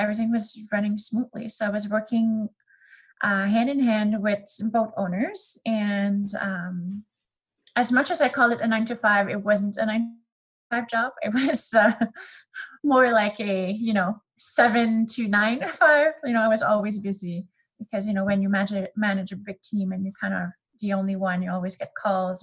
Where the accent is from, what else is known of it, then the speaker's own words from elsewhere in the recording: Canada; accent: French; first language French; English is a second language; I am Canadian, and you will hear this throughout the podcast. I have a little French accent. My first language is actually French